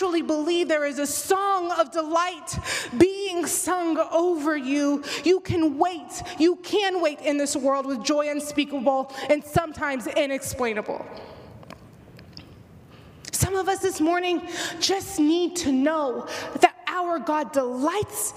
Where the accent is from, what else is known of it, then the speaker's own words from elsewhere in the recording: Houston, Texas, United States; now in Midwest, United States; living in the Midwest than it was growing up in Houston.